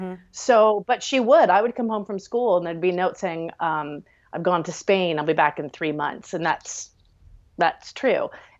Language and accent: English; Maryland, United States; born there; I was born in Maryland and my dad was a salesman.